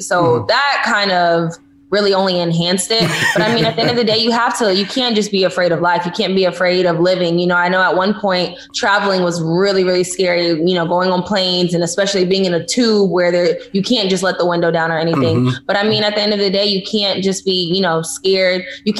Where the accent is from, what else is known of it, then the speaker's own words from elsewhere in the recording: Houston, Texas, United States; now in Los Angeles, United States; Well, okay, so I am actually, I currently live in Los Angeles, California.